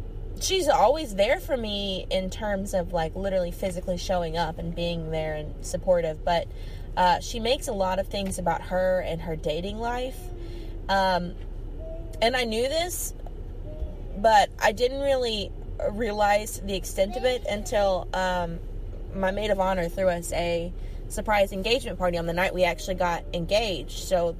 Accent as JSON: {"language": "English", "region": "Kentucky", "country": "United States", "said": "I'm from Kentucky in the United States of America."}